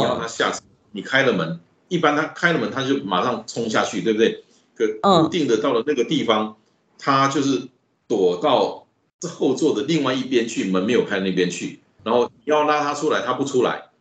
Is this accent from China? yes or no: no; Taichung, Taiwan; 这是我的家乡，这是我家乡的人在这里感受到的是，真的是幸福。那个感觉很复杂。那我每一次走在那条路上，我都会有这个感觉，那个草悟道美术馆那边。就是以前在外地工作，两三个月回来一次